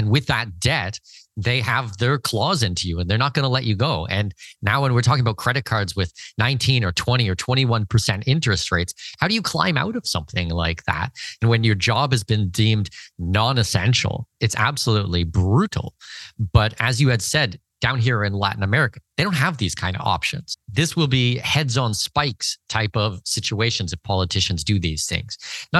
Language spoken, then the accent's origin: English; Canada; But, you know, I'm Canadian